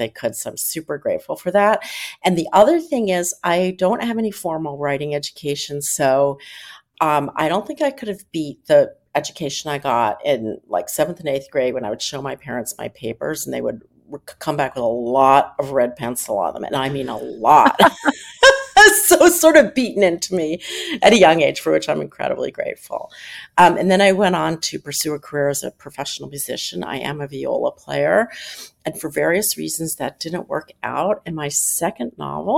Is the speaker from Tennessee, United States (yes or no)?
no; Philadelphia, Pennsylvania, United States; I grew up in Philadelphia